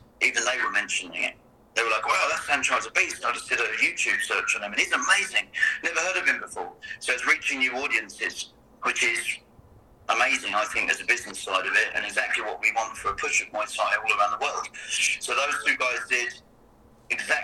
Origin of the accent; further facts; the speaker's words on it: England, United Kingdom; moved away as an adult; now in Canada; I'm English